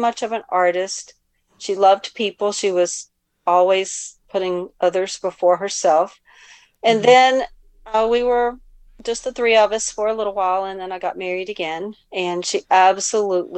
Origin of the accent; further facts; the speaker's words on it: the South, United States; moved away as an adult; now in Maryland, United States; I'm from the South